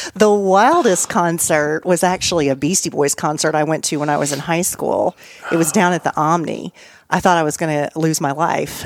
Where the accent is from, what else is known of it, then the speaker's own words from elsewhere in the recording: Nashville, Tennessee, United States; also born or lived in Nice, France; I was from Nashville, Tennessee